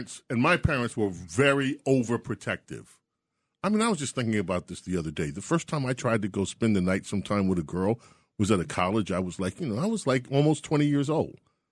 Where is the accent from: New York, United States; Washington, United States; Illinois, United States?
New York, United States; New York City; I grew up in Queens.